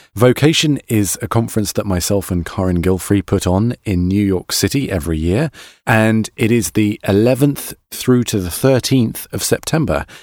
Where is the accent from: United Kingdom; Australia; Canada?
United Kingdom; now in United States; I'm a British person in America